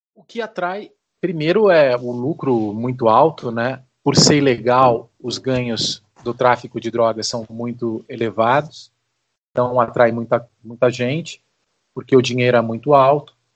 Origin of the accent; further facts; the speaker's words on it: Brazil; a gente, é, como brasileiro